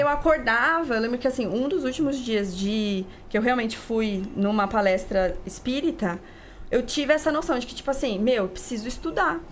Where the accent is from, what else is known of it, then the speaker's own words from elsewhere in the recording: interior of Paraná, Brazil; now in São Paulo, Brazil; Nasci aqui em São Paulo, mas morei no interior do Paraná